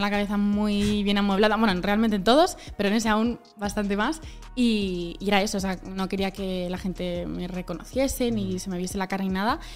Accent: Community of Madrid, Spain; somos de Madrid, de las afueras, perdón, de Madrid

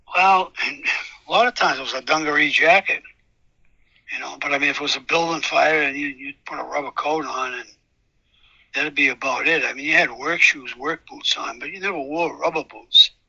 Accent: Cambridge, Massachusetts, United States; I grew up in Cambridge

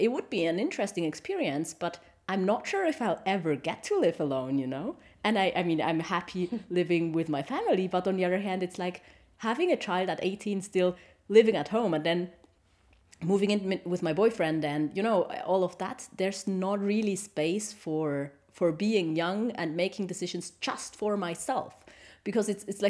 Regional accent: Switzerland; English is a second language; And he's from Korea and I'm from Switzerland, you know, and we met there. We were both on vacation and we spoke in English, but our English was really bad

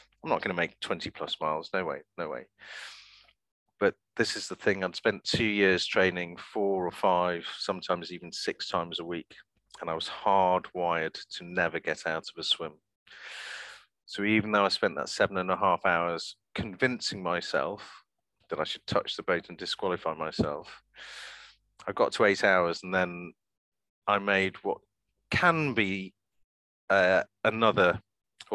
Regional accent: Manchester, North West England, United Kingdom; now in London, United Kingdom; I was brought up in Manchester

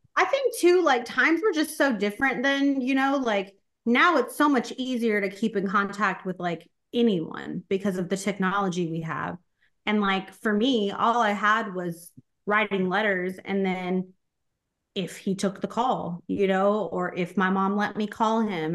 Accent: Corpus Christi, Texas, United States; moved away as an adult; I was born in Corpus Christi, Texas

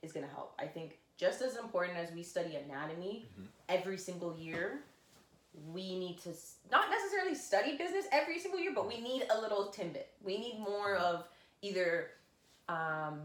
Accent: Brampton, Ontario, Canada; born and raised in Brampton

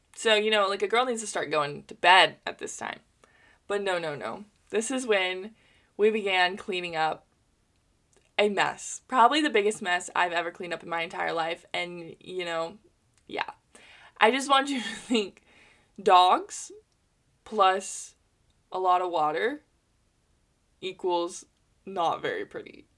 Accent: United States; as an American in capitalism

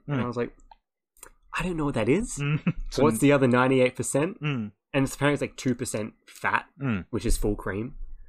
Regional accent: Australia; no, I'm from Australia.

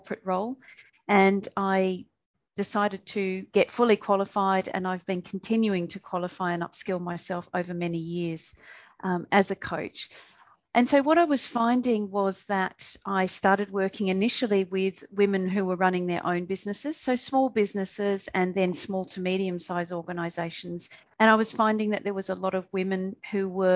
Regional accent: Perth, Western Australia, Australia; moved away as an adult; also born or lived in Canada / United Kingdom; now in Southeast Asia; So originally I am from Perth, Western Australia, and I was born, raised and educated there

